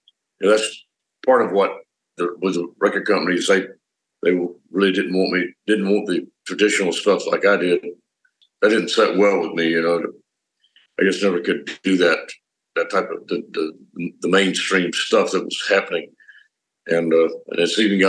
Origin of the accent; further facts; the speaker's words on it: Pasadena, Texas, United States; moved away as an adult; also born or lived in Los Angeles; growing up in Pasadena, Texas, me and my brothers formed a band early on.